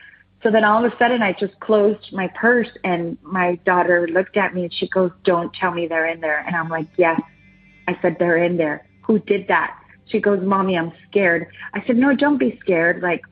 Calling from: San Diego, California, United States; I'm calling back from San Diego, California.

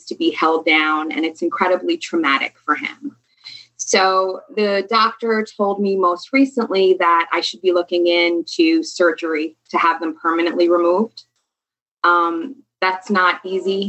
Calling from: New York, United States; I'm calling from New York.

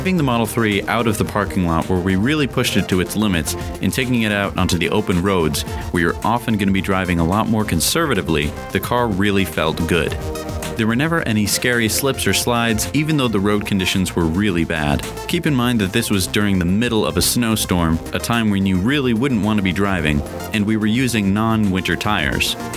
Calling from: Boston, Massachusetts, United States; I'm from Boston

